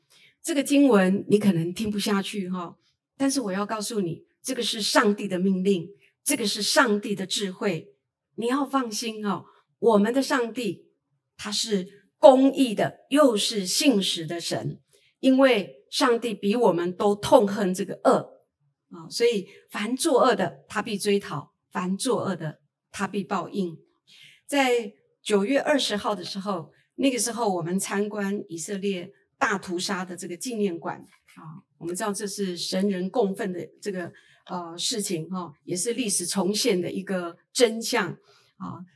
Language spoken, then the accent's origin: Chinese; Taitung County, Taiwan; 我来自台东，呃，卑南族